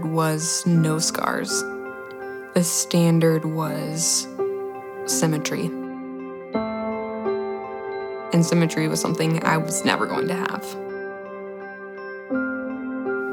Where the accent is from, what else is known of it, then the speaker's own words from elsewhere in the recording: Friendswood, Texas, United States; I'm 23 years old, and I'm from Friendswood, Texas.